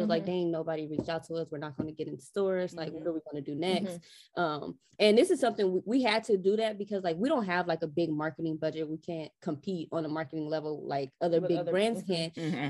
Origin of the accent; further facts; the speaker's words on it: Los Angeles, California, United States; Keep in mind, we're from Los Angeles, so it's not like we have to ship product to actually complete our table.